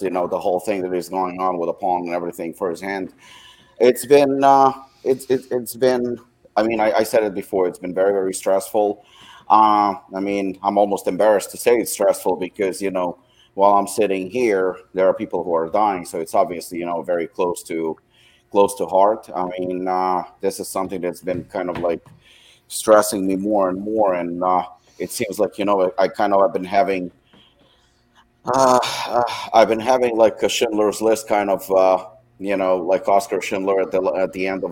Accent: United States; I am American myself and I'm proud to be American

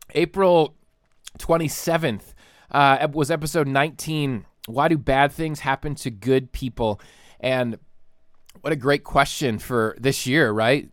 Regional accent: Troy, Ohio, United States; now in Michigan, United States; we're from Troy, Ohio, down near Dayton

